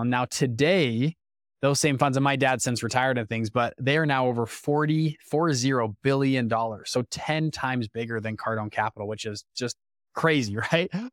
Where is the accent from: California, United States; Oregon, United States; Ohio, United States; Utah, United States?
Utah, United States; Salt Lake City; I'm from Utah, of all places, Salt Lake City, Utah.